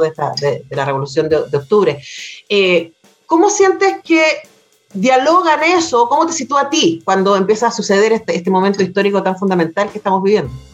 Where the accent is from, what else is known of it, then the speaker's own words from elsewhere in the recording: Chile; nos han mentido respecto a quienes somos, a los chilenos